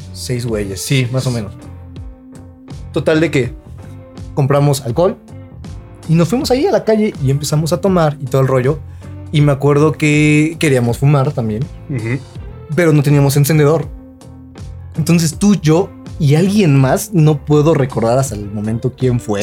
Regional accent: Mexico; siendo mexicano

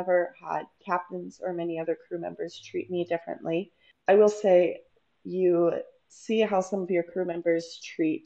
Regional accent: the South, United States; I'm from the South in the United States, and it's definitely a more narrow-minded area to be

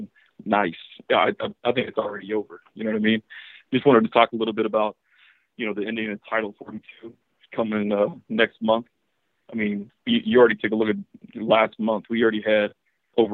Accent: Kentucky, United States; I'm from Kentucky

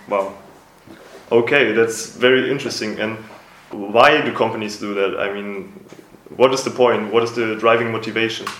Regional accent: Germany; moved away as an adult; now in Macedonia; I'm from Germany

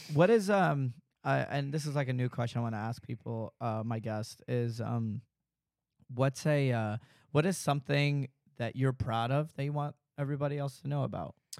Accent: Dallas, Texas, United States; I'm from Dallas

